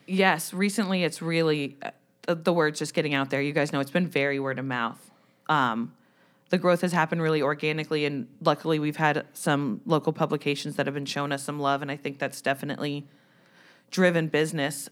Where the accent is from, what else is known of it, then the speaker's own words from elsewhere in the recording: New Jersey, United States; moved away; I'm from New Jersey